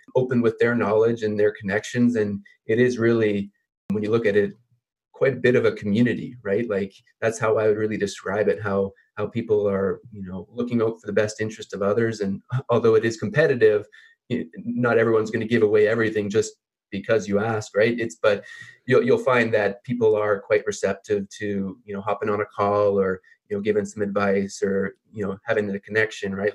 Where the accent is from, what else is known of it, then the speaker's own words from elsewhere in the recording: Canada; I'm a Canadian myself